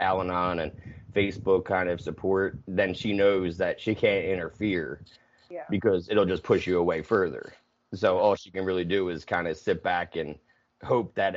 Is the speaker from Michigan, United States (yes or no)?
no; New Jersey, United States; also born or lived in Pennsylvania; I grew up in Jersey